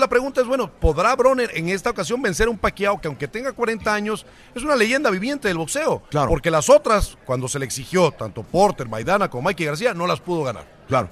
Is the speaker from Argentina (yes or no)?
no; Panama; moved away; also born or lived in Monterrey, Mexico; Yo soy nacido en Panamá